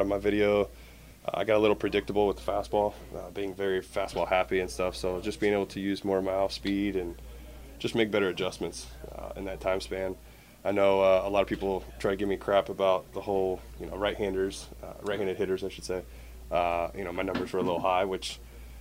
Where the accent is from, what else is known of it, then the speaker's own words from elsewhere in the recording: Ohio, United States; I'm from Ohio